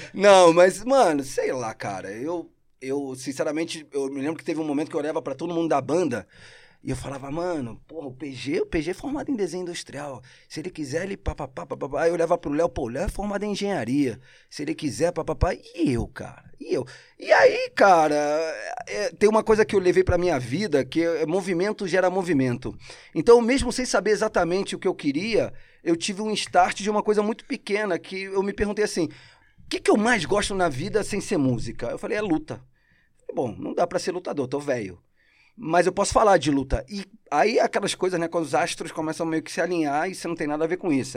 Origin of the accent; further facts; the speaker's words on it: Rio de Janeiro, Brazil; accent: carioca; first language Spanish; Portuguese is a second language; also born or lived in Argentina; now in São Paulo, Brazil; minha infância no Rio é Cidade de Deus